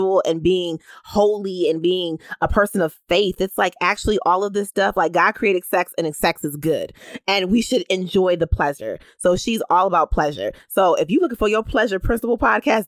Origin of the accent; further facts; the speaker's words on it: Bridgeport, Connecticut, United States; I'm a girl from Bridgeport